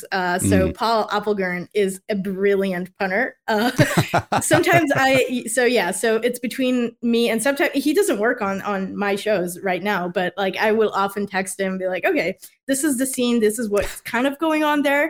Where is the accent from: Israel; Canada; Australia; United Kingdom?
Israel; now in United States; I'm from Israel.